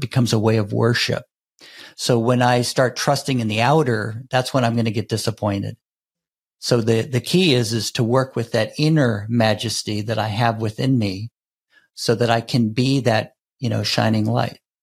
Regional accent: United States; growing up in the United States

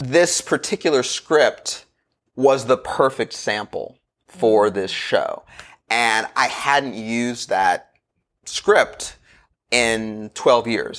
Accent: Los Angeles, California, United States; I grew up in Los Angeles around the time of the O J Simpson trial

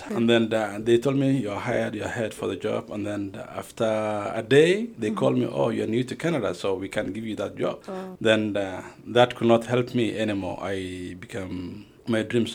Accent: Kenya; born or raised there; moved away as an adult; also born or lived in Somalia

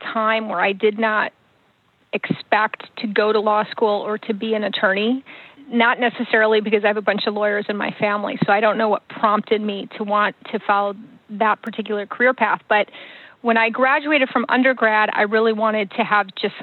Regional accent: Detroit, Michigan, United States; also born or lived in Oxford, Michigan; now in Pleasanton, California, United States; I was actually born in Detroit, Michigan, and grew up for most of my life in the suburbs of Detroit

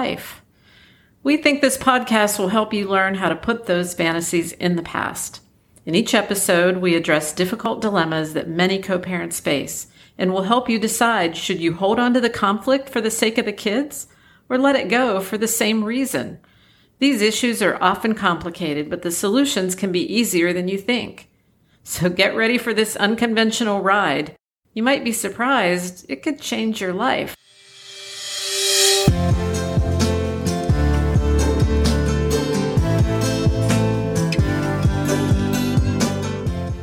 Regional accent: Ohio, United States; That's my home state

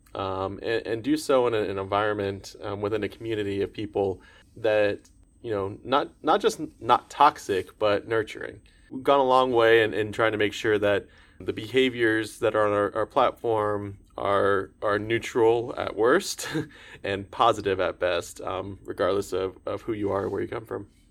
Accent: Orlando, Florida, United States; growing up in Orlando, Florida area

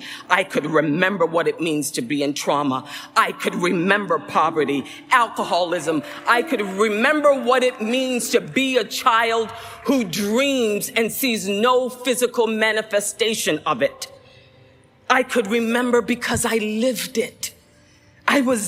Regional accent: Central Falls, Rhode Island, United States; I grew up in Central Falls, Rhode Island

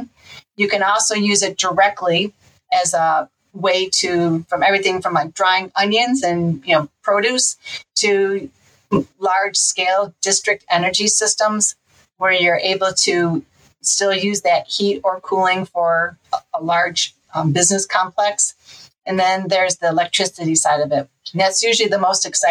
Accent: Farmington, Michigan, United States; moved away; also born or lived in Adrian, Michigan; I grew up near the Detroit area in Farmington, Michigan, and then also in Adrian, Michigan, which is near Ann Arbor

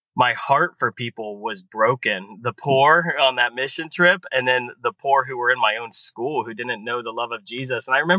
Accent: Columbus, Ohio, United States; I grew up in Columbus and grew up in an amazing Catholic family.

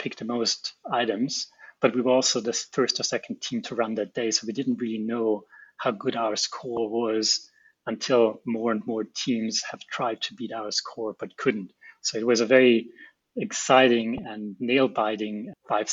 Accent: Austria; moved away as an adult; also born or lived in Japan; now in Brisbane, Australia; So I'm originally from Austria. I grew up in a small town in the Alps there

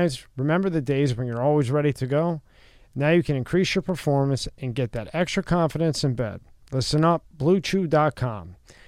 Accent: Philadelphia, Pennsylvania, United States; I'm from Philly.

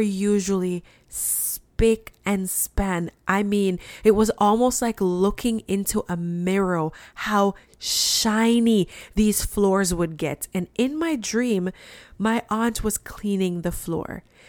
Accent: Jamaica; I'm from Jamaica. And when I was growing up, we had red floors.

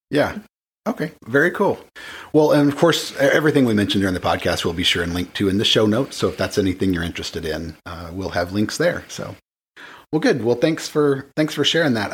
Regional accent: the Bible Belt, United States; because I grew up in the Bible Belt

